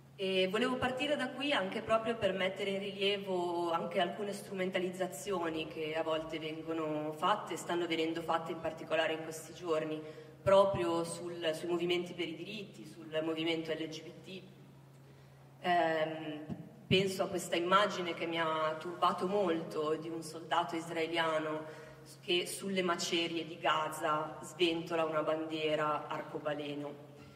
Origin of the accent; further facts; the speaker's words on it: Milan, Lombardy, Italy; moved away as an adult; also born or lived in Oxford / Berlin; dal mio accento, io non sono del sud, sono milanese, nascita, ho vissuto all'estero